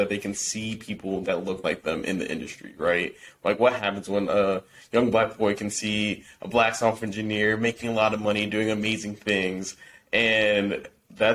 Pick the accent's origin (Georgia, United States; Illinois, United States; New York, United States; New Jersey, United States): New Jersey, United States; we're from New Jersey, small town, predominantly white town.